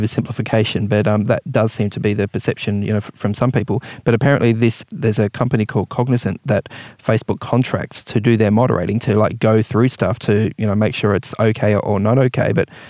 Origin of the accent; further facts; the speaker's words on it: New Zealand; now in Australia; I spent some years growing up in New Zealand.